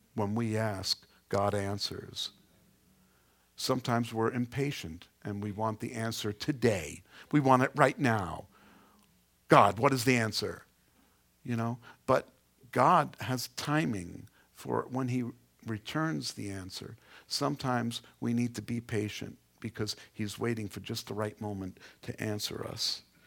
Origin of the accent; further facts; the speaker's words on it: New York City, New York, United States; I come from Queens